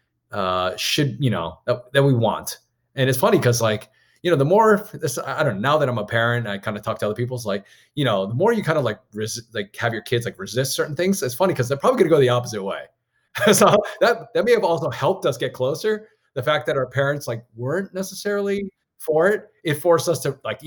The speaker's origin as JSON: {"language": "English", "region": "Maryland", "country": "United States", "said": "I went to school in Maryland. I'm from Maryland"}